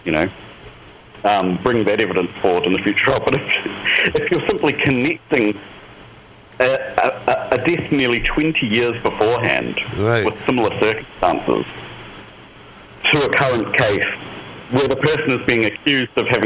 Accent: New Zealand; I'm from New Zealand

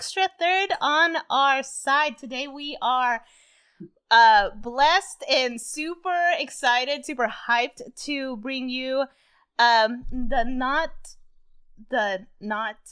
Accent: Texas, United States; I'm mostly from Texas

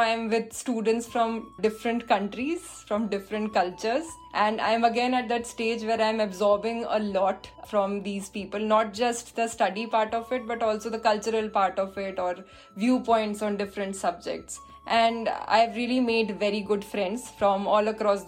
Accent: India; moved away as an adult; also born or lived in Visakhapatnam / Mumbai; now in United Kingdom; I can go back to my home country

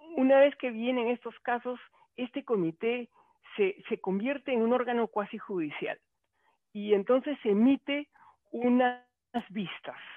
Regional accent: Peru; yo de Perú

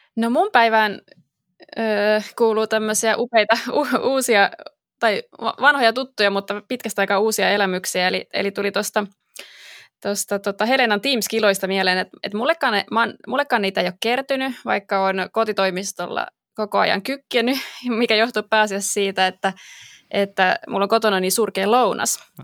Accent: Espoo, Uusimaa, Finland; mä oon syntyperäinen espoolainen

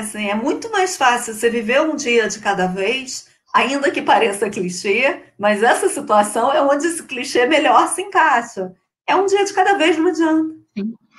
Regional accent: Rio de Janeiro, Brazil; accent: carioca chiado; eu sou carioca, não sei se vocês conseguiram per eh, perceber pelo meu chiado

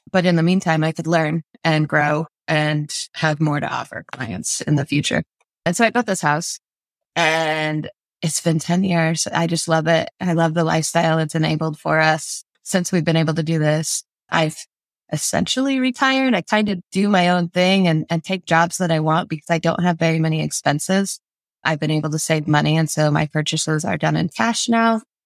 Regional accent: South Idaho, United States; moved away as an adult; now in Moscow, Idaho, United States; We're from South Idaho.

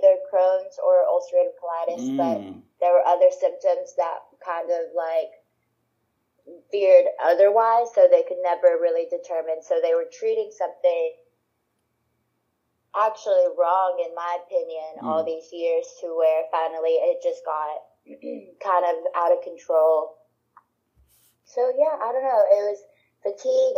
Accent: Orange, Texas, United States; also born or lived in Louisiana; I'm from Orange, Texas. Moved back and forth between Louisiana and Texas, but ended up in Texas

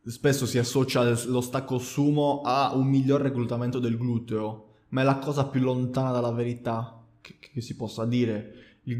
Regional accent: Sardinia, Italy; lo dico Duraz perché ha due D all'inizio, non perché sono sardo.

